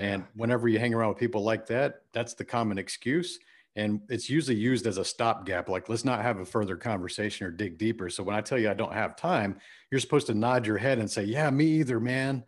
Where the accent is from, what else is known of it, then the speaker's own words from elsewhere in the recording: Friendswood, Texas, United States; I grew up in Houston, Texas, a suburb called Friendswood, Texas.